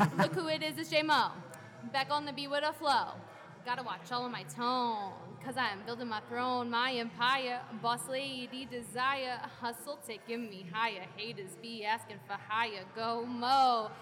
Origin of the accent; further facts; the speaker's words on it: Connecticut, United States; I'm more comfortable in Connecticut because I'm from Connecticut